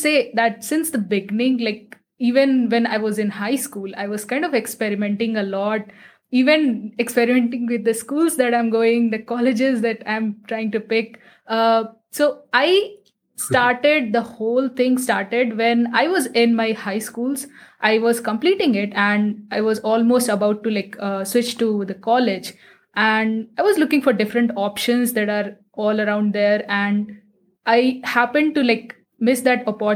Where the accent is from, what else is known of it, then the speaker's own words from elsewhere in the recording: Patna, Bihar, India; I am sitting in my hometown that is situated in Patna